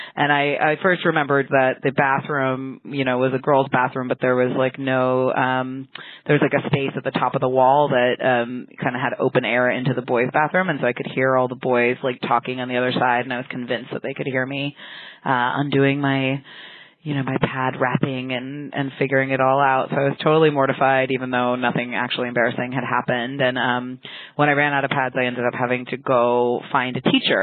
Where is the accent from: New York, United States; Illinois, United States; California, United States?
California, United States; San Francisco; I grew up in San Francisco